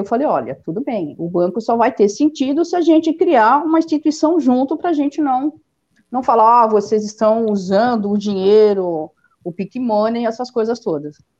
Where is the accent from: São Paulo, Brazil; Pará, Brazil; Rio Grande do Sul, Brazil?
São Paulo, Brazil; Eu sou de São Paulo. É. Sou natural aqui de São Paulo.